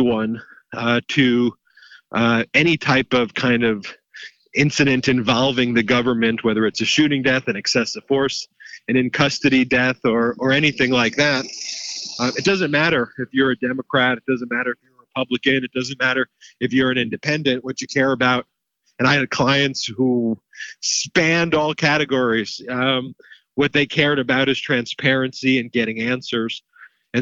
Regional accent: Long Island, New York, United States; moved away; I grew up in Long Island, New York

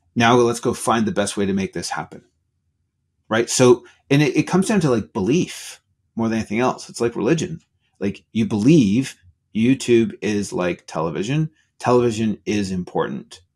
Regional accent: Canada; I'm Canadian

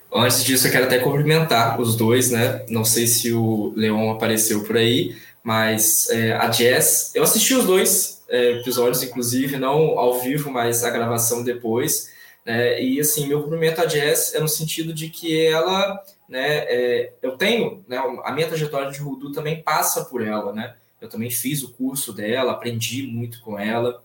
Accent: Itaperuna, Rio de Janeiro, Brazil; eu nasci aqui em Itaperuna, né, interior do estado do Rio de Janeiro

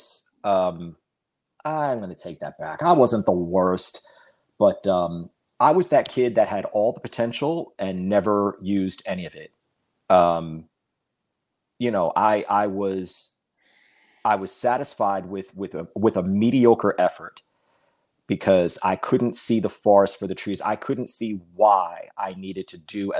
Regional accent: Long Island, New York, United States; also born or lived in Florida; I was 11 when I moved back to Long Island

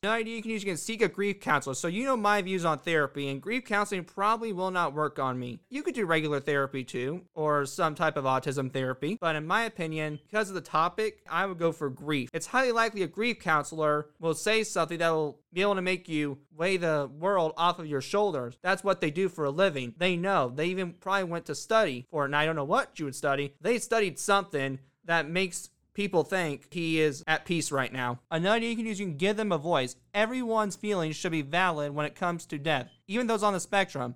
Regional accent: Indiana, United States; Indiana happens to be my hometown.

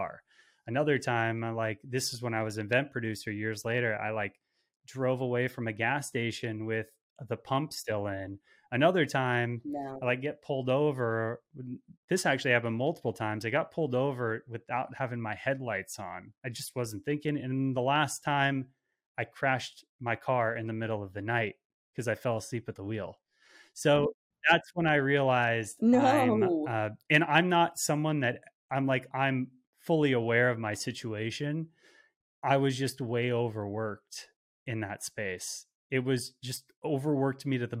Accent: Los Angeles, California, United States; I grew up

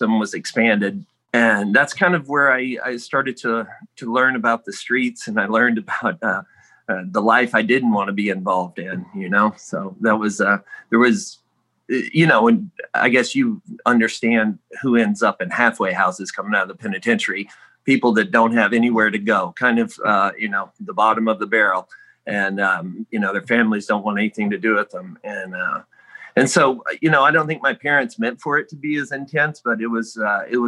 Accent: Houston, Texas, United States; now in Austin, United States; I grew up in Houston, Texas

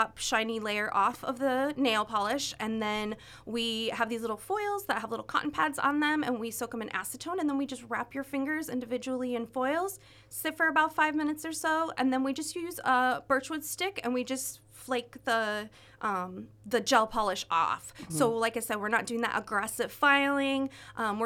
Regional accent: Iowa, United States; also born or lived in Minnesota; now in California, United States; I'm originally from Iowa, and I moved to Minnesota, and I got my cosmetology license there

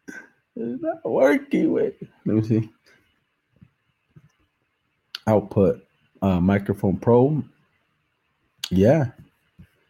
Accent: Salinas, California, United States; born or raised there

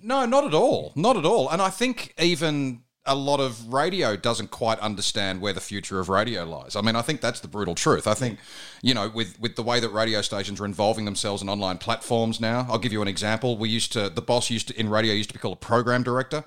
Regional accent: Bathurst, New South Wales, Australia; now in Melbourne, Australia; I grew up in Bathurst, in New South Wales

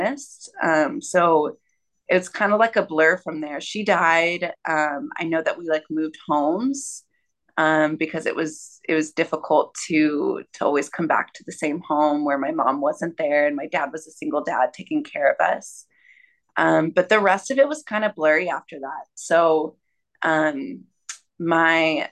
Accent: Austin, Texas, United States; moved away; I grew up in Austin, Texas

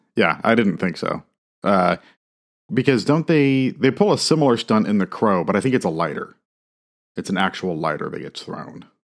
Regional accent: Midwest, United States; as a Midwesterner

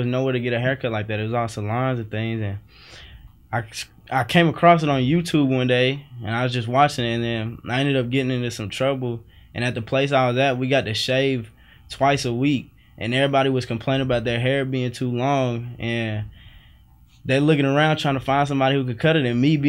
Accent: Cicero, Illinois, United States; Cicero, Chicago.

